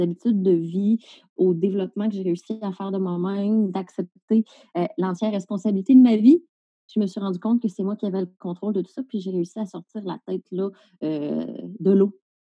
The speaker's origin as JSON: {"language": "French", "town": "Salaberry-de-Valleyfield", "region": "Quebec", "country": "Canada", "tie": "born or raised there", "moved": "as an adult", "lives_now": "Val-d'Or, Canada", "said": "je suis originaire de Valleyfield"}